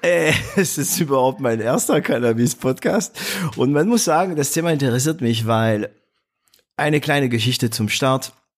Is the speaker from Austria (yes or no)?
no; northern France, France; moved away; bei uns in Nordfrankreich